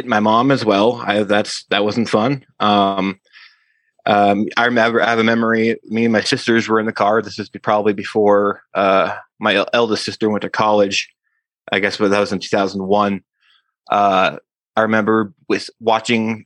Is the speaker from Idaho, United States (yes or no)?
no; Wyoming, United States; I grew up in Wyoming.